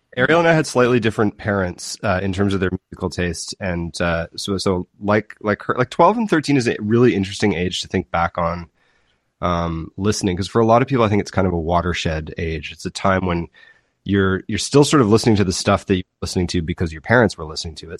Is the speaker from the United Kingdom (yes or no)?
no; Winnipeg, Manitoba, Canada; also born or lived in Kingston, Ontario; now in Fairfield, Prince Edward Island, Canada; I grew up in Winnipeg and then Kingston, Ontario